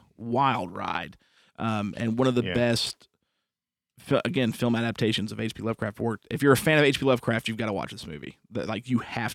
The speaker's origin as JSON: {"language": "English", "region": "Indiana", "country": "United States", "also_born_or_lived": "Muncie, Indiana", "moved": "yes", "lives_now": "East Tennessee, United States", "said": "We're some Indiana boys"}